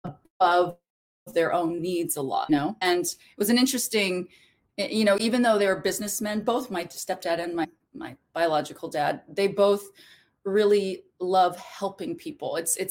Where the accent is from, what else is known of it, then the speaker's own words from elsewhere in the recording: Philippines; born there; And what's interesting also is I was born in the Philippines.